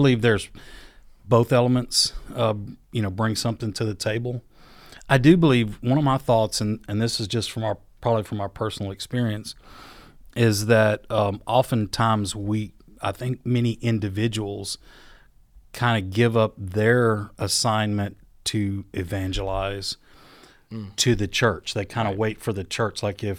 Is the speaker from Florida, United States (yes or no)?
yes; Panama City, Florida, United States; born there; I was born in 71 in Panama City, Florida. A lot of people don't know that. My dad was in the Air Force, and I was born there on an Air Force base in Panama City.